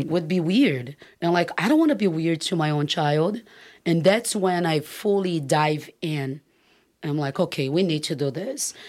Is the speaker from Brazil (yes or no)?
yes; Brazil; moved away as an adult; now in California, United States; growing up in Brazil